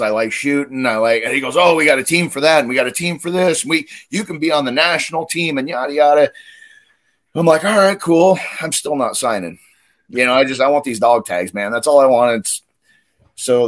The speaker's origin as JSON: {"language": "English", "region": "Northwest Kansas", "country": "United States", "tie": "born or raised there", "moved": "as an adult", "lives_now": "Nebraska, United States", "said": "I grew up in Northwest Kansas, a little town with nothing to do."}